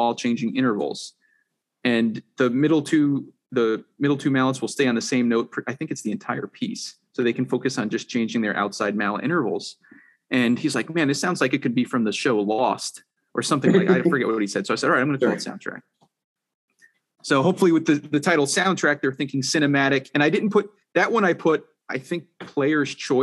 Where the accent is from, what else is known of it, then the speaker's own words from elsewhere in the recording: Stony Point, New York, United States; also born or lived in Orange County, New York; now in Rochester, United States; I grew up in Stony Point, New York, a little outside, like Nyack, I guess.